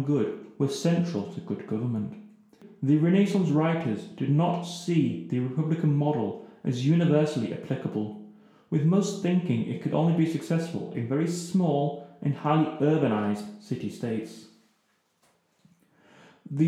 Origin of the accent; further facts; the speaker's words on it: England, United Kingdom; being English